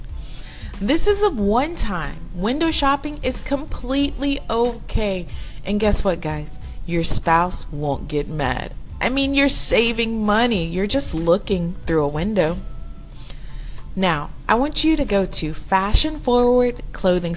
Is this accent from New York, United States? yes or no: no; Houston, Texas, United States; my hometown, Houston, and surrounding areas